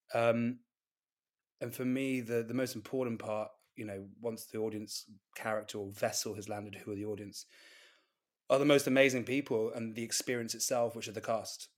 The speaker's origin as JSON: {"language": "English", "area": "Gloucestershire, the Cotswolds", "region": "South West England", "country": "United Kingdom", "also_born_or_lived": "London", "moved": "yes", "said": "I'm from Gloucestershire in the Cotswolds"}